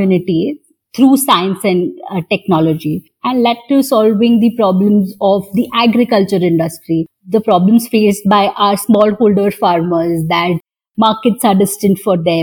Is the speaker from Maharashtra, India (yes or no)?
yes; Mumbai, Maharashtra, India; I grew up in Bhabha Atomic Research Center